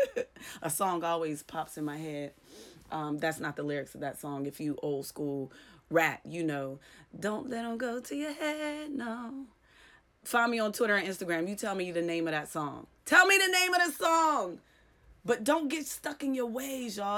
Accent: Clairton, Pennsylvania, United States; moved away; I'm from Clareton, Pennsylvania, a very poor, depressed town where not a lot of people get out.

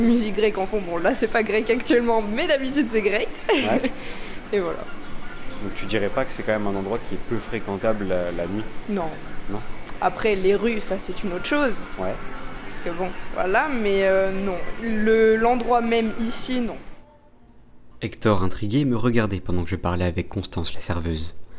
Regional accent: Mexico; French is a second language; moved away as an adult; now in Lille, France; je suis Mexicain

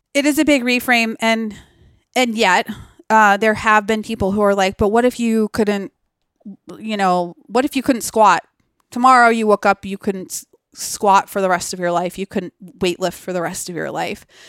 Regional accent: Massachusetts, United States; growing up in Massachusetts

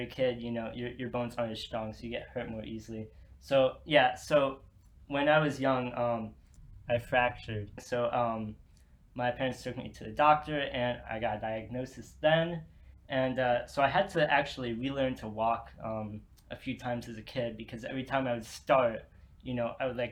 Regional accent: Ashburn, Virginia, United States; now in Blacksburg, United States; I'm from Ashburn, Virginia, which is Northern Virginia.

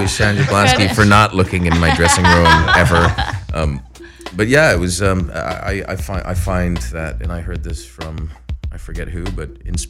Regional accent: Beirut, Beirut Governorate, Lebanon; born there; I was born in Beirut, Lebanon.

